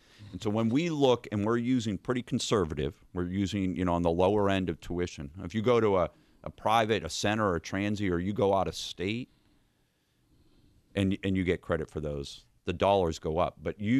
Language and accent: English; Kentucky, United States; No, we're from Kentucky, and we know what we're doing.